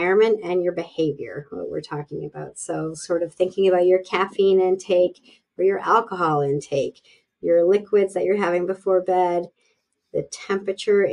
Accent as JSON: {"language": "English", "country": "Canada", "said": "I am Canadian"}